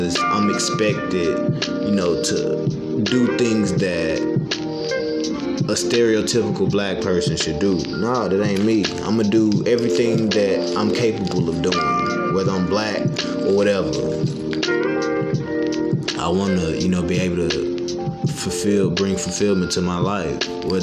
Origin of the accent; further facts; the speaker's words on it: Memphis, Tennessee, United States; I was born and raised in Memphis